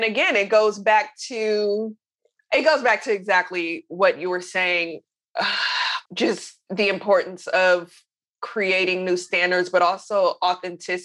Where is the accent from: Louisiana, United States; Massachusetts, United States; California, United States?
California, United States; Oakland; I'm from Oakland